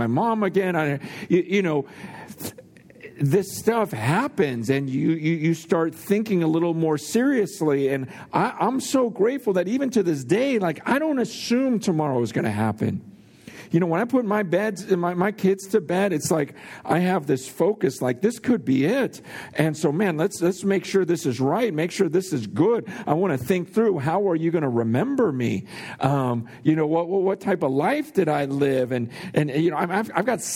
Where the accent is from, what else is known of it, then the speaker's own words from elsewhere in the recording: San Francisco, California, United States; also born or lived in Hong Kong; I was born in San Francisco, right in Chinatown, and my mom actually died giving birth to me right there in Chinatown